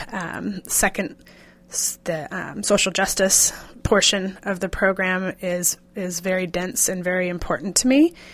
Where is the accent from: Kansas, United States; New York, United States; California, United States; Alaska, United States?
Kansas, United States; now in Seattle, United States; I am from Kansas originally, and I've been living in Seattle for thirteen years.